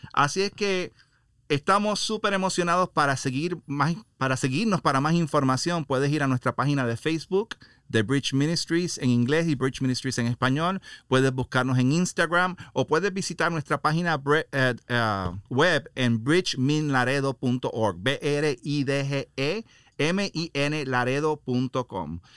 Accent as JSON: {"language": "Spanish", "country": "Puerto Rico", "tie": "born or raised there", "moved": "as an adult", "lives_now": "Laredo, United States", "said": "yo soy puertorriqueño, he ah, criado en Puerto Rico más de 18 años y luego vine a Estados Unidos"}